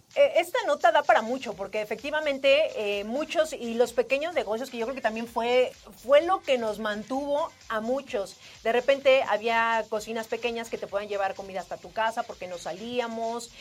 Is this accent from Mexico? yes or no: yes; Mexico; also born or lived in Mexico City; como mexicanos